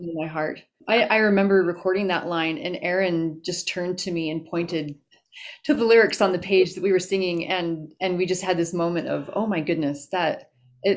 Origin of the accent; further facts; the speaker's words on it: Taylorsville, Utah, United States; I'm originally from Utah. I grew up in Taylorsville